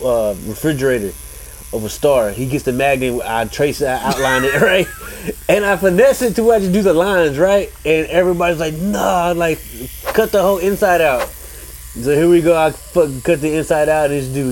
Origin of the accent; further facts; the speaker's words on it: Somerville, Texas, United States; I'm from Somerville, Texas, and I'm a barber.